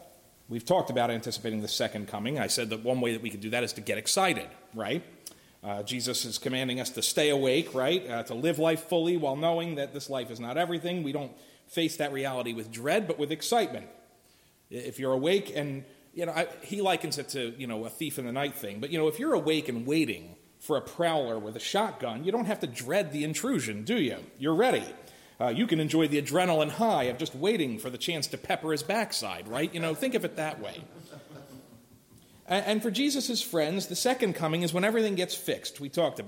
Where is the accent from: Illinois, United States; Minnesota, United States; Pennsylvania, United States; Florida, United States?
Pennsylvania, United States; Philadelphia; moved away; I'm from Philly.